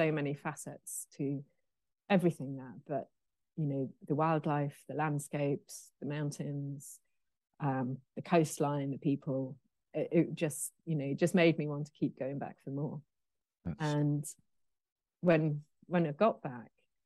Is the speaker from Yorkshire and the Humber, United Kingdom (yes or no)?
no; Pennal, Wales, United Kingdom; also born or lived in Midlands / Wolverhampton; now in Surbiton, United Kingdom; we moved to a very small village called Pennell, which is between Machynlleth and Abu Dhabi.